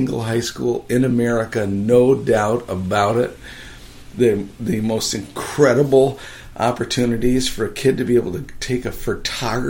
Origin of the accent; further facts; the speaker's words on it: La Grange, Illinois, United States; moved away; I didn't grow up in LaGrange. I grew up in the parish of St. Francis.